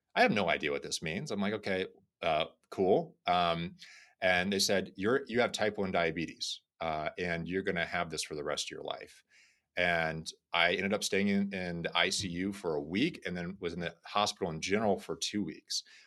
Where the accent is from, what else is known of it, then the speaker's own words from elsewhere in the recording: Florida, United States; I grew up in Florida